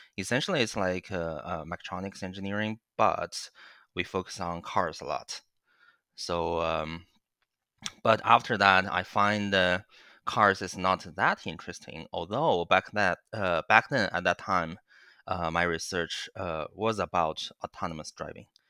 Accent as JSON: {"language": "English", "country": "China", "tie": "born or raised there", "moved": "yes", "lives_now": "Waterloo, Canada", "said": "I, I, I grew up in China"}